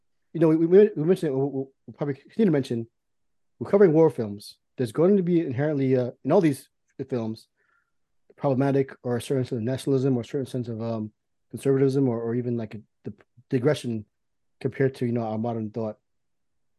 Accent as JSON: {"language": "English", "country": "United States"}